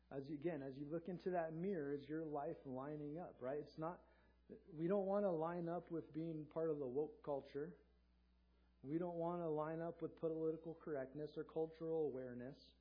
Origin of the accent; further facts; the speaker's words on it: Southern California, United States; If you live in Southern California like I did growing up